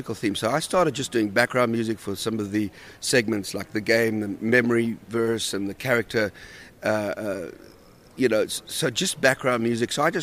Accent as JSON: {"language": "English", "country": "South Africa", "tie": "born or raised there", "also_born_or_lived": "Australia", "moved": "as an adult", "said": "I grew up in South Africa, and then we moved to Australia"}